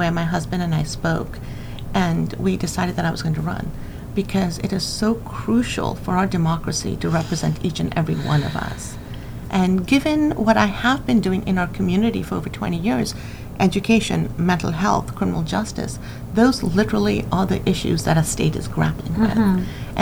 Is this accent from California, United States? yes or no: yes; California, United States; now in Washington, United States; growing up in California